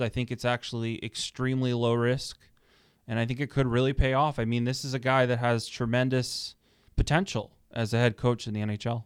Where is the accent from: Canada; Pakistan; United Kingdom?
Canada; Toronto, Ontario; I'm from Toronto originally